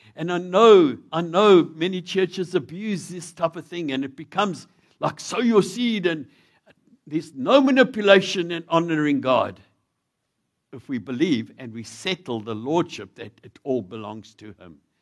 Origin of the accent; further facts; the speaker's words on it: South Africa; being a South African